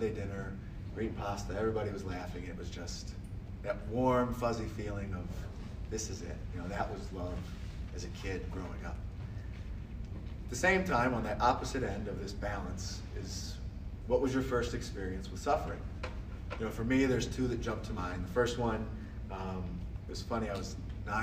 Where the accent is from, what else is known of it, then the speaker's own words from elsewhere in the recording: Akron, Ohio, United States; I'm from Akron, Ohio